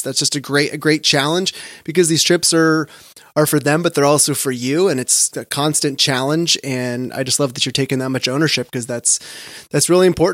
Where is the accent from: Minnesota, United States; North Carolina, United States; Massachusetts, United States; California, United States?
California, United States; I grew up in California.